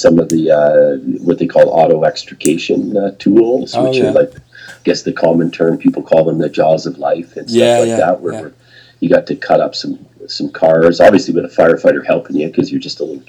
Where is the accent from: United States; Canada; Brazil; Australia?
Canada; a little town outside of Toronto, Ontario; also born or lived in Banff / Lake Louise; now in Big White, Canada; I grew up in a little town outside of Toronto